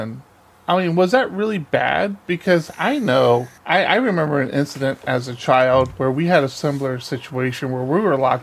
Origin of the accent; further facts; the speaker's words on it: United States; As an American citizen